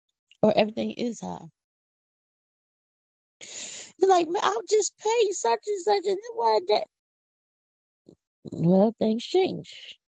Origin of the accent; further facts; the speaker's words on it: Philadelphia, Pennsylvania, United States; I'm from Philly. I'm not from the country. I don't have no country accent. I don't know what you're talking about. I don't talk country. Philly is where I'm from.